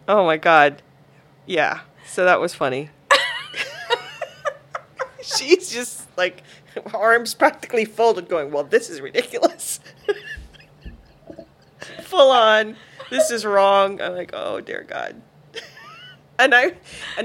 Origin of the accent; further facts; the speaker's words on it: Barbados; also born or lived in Guyana; now in United States; Well, was born in Guyana, but grew up in Barbados.